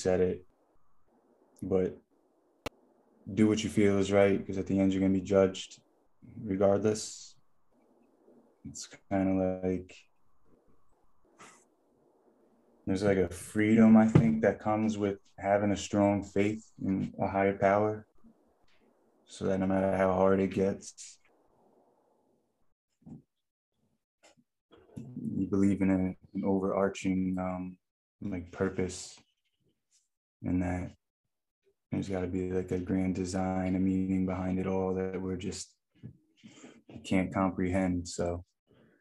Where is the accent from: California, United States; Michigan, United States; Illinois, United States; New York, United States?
New York, United States; Newburgh; I'm from Newburgh, New York. It's about 70 miles north of New York City